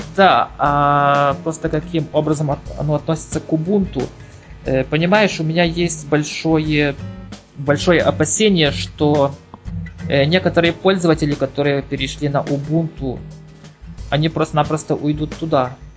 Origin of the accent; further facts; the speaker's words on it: Ukraine; я с Украины